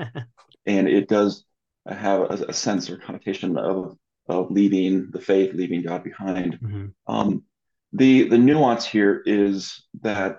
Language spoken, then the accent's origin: English; Southern California, United States; moved away as an adult; also born or lived in San Diego, California / Orange County, California; now in Denver, United States; I'm originally from Southern California